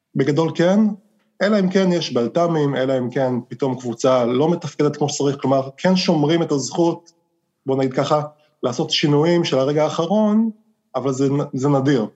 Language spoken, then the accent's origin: Hebrew; Israel; moved away as an adult; now in United States; כישראלי שגדל בישראל